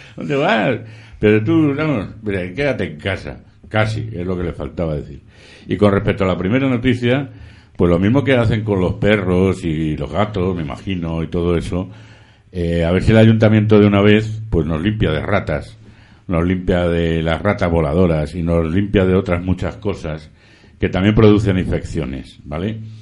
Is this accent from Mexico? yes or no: no; Madrid, Community of Madrid, Spain; yo soy madrileño, eh, muy madrileño